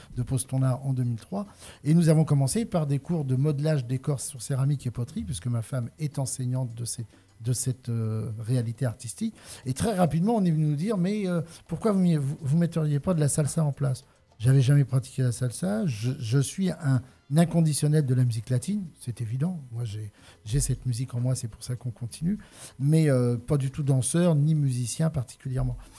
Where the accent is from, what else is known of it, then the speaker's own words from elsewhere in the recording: Paris region, Île-de-France, France; moved away as an adult; now in Le Thor, France; je suis issu de la région parisienne